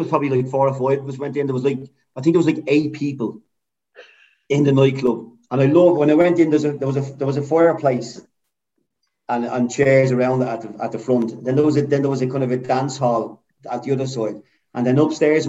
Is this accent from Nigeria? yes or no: no; Ireland; an Irishman